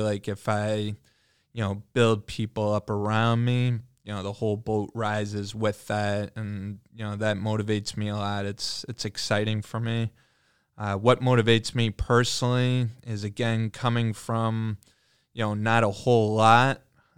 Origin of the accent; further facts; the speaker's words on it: New Hampshire, United States; born there; now in Michigan, United States; For me personally, I've lived in a few different places than just Michigan. I was born in New Hampshire.